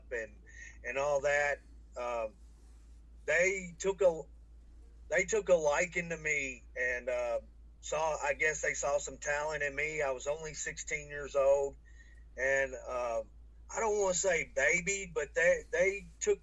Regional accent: Franklin, Kentucky, United States; born or raised there

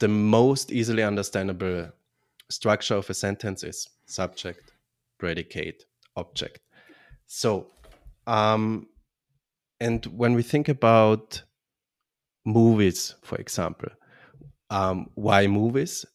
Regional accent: Vienna, Austria; now in Bavaria, Germany; I'm originally from Austria, Vienna, from the beautiful city Vienna, but live now in southern Germany, in Bavaria

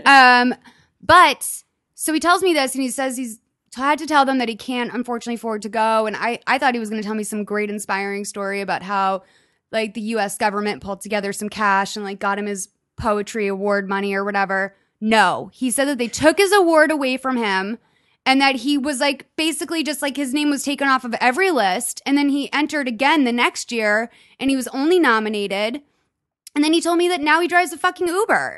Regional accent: Lexington, Massachusetts, United States; I grew up in Lexington, Massachusetts

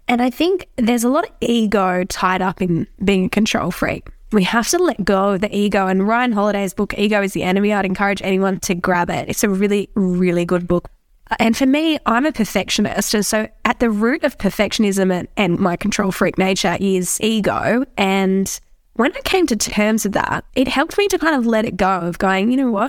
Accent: New South Wales, Australia; I'm from New South Wales, so we're into rugby league over here.

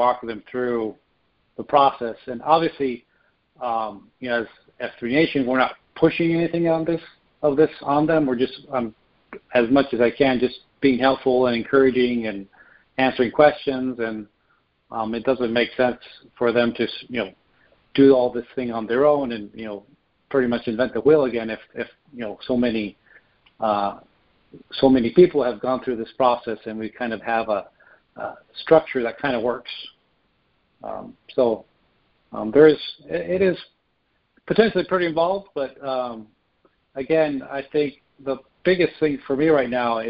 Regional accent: United States; us being an American

